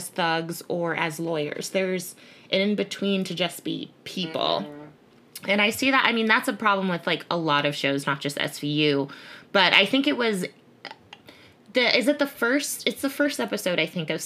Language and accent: English; Connecticut, United States; also born or lived in Bridgeport, Connecticut; I grew up in Connecticut, which is permanently white.